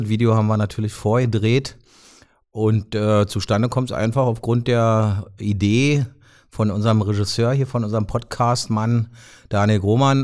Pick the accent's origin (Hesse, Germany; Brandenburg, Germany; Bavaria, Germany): Brandenburg, Germany; Brandenburg an der Havel; also born or lived in Magdeburg; now in Potsdam, Germany; komme ja ursprünglich aus Brandenburg Stadt